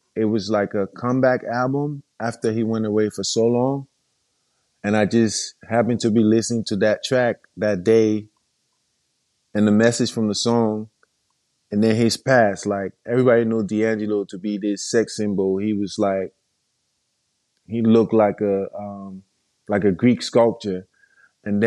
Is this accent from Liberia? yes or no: yes; Monrovia, Montserrado, Liberia; I'm from Monrovia, Liberia, and I'm a mixed media artist.